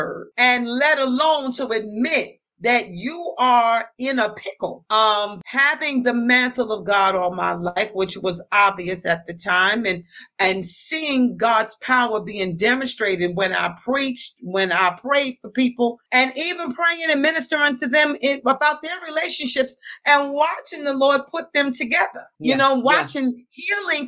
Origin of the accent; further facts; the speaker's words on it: New York City, New York, United States; also born or lived in Westchester County, New York / Freeport, Long Island; I was born and raised in the Bronx.